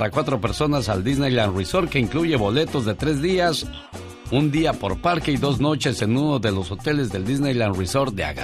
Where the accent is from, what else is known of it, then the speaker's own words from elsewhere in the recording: San Luis Potosí, Mexico; moved away; Un día salí de San Luis Potosí, México. Pero San Luis Potosí nunca